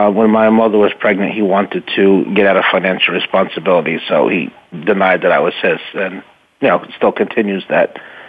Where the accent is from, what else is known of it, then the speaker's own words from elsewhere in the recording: Peekskill, New York, United States; also born or lived in Sleepy Hollow, New York; So I was born there. I was raised in Peekskill, which is a city in Westchester County, New York.